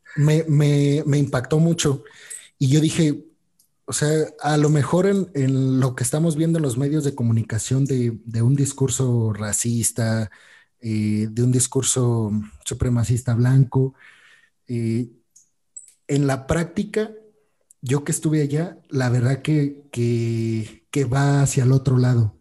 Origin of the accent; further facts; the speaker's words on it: Mexico; nosotros como mexicanos